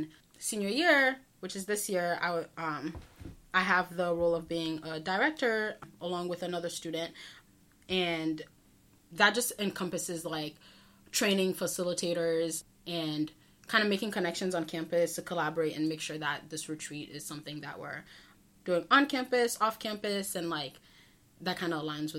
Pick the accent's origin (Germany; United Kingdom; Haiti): Haiti; Port-au-Prince, Ouest; now in Brockton, United States; I'm originally from Port-au-Prince, Haiti in Brockton, Massachusetts.